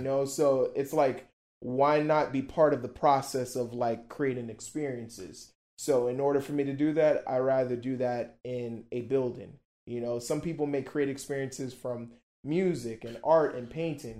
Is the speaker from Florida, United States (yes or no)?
yes; Miami, Florida, United States; also born or lived in Brussels, Belgium; I'm from Miami